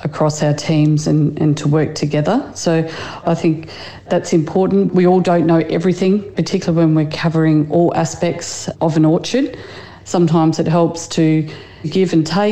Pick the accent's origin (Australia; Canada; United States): Australia; New South Wales; I grew up in New South Wales.